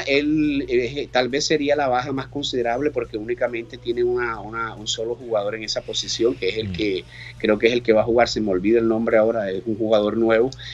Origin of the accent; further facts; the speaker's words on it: Barranquilla, Atlántico, Colombia; now in Brazil; es mi ciudad